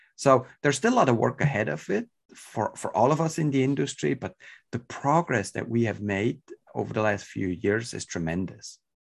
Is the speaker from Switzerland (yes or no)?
yes; Switzerland; moved away as an adult; now in California, United States; I was born and raised in Switzerland, so, uh, my European ties, uh, are, are definitely hurt as well in my, in my accent.